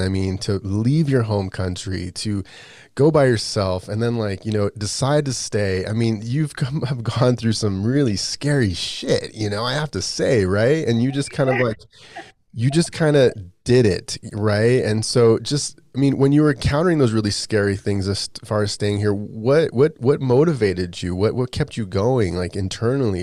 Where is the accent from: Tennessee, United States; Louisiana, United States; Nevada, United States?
Nevada, United States; Las Vegas; I grew up in Vegas